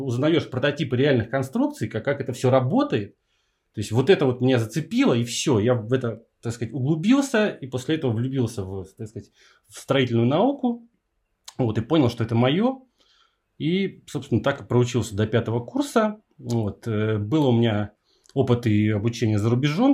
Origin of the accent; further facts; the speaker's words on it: Saint Petersburg, Russia; я из Питера